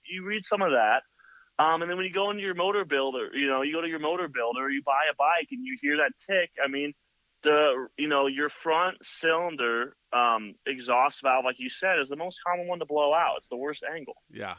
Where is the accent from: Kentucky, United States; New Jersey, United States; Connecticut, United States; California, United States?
California, United States; Hayward; now in Santa Cruz, United States; I grew up in like Hayward area